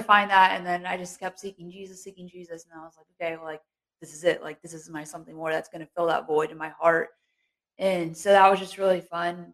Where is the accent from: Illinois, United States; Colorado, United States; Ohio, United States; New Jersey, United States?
Ohio, United States; Cincinnati; moved away as an adult; now in Moorhead, United States; I grew up in a small town church back in Cincinnati.